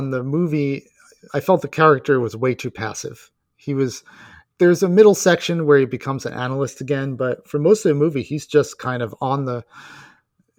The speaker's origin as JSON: {"language": "English", "country": "United States", "said": "I'm American"}